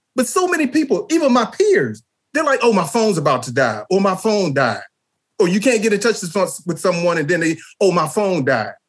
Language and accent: English; Texas, United States; moved away as an adult; also born or lived in Washington, D.C.; when we were growing up in Texas